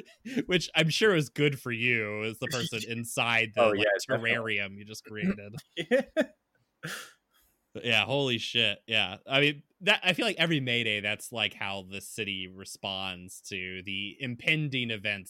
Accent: Texas, United States; moved away; I remember people being really shocked when I first moved up here, because I'd tell people I was from Texas.

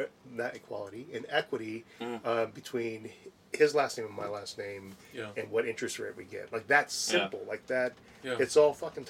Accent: Wisconsin, United States; I came from Wisconsin, so anything outside of Wisconsin was

